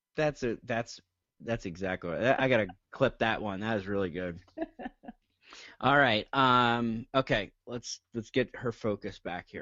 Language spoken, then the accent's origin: English; New Jersey, United States; I'm from New Jersey